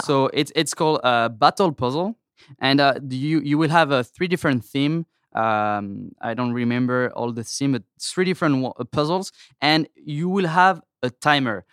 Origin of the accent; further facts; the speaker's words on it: France; accent: French; English is a second language; moved away as an adult; now in United States; I'm from France